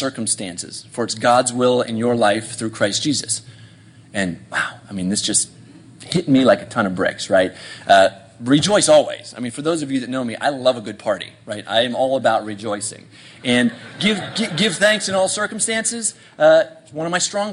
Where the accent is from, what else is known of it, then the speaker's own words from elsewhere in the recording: Bethesda, Maryland, United States; my hometown of Bethesda